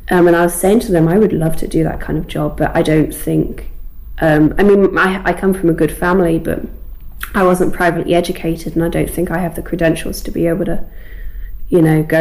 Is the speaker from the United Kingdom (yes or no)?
yes; United Kingdom; accent: received pronunciation; But my accent right now, speaking to you, is quite received pronunciation, I think